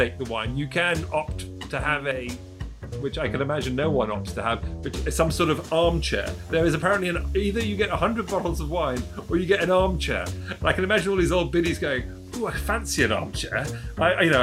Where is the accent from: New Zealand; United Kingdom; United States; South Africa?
United Kingdom; England; also born or lived in Paris; I grew up, as Tom did, in the UK, in England